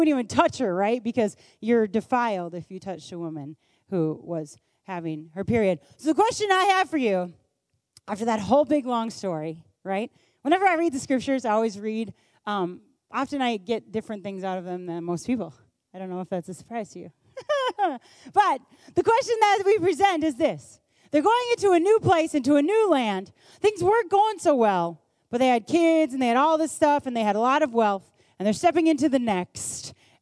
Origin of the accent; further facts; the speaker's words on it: United States; I was born in America and at this time in history